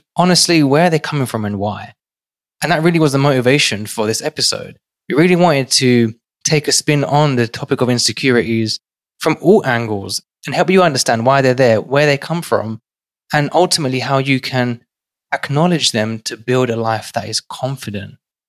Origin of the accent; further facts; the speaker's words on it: London, United Kingdom; now in New York City, United States; growing up in one of London's most financially deprived and crime-ridden areas to today working in New York City